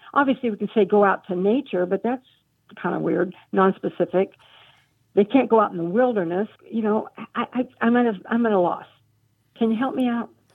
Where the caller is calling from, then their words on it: Jacksonville, North Carolina, United States; I'm calling from Jacksonville, North Carolina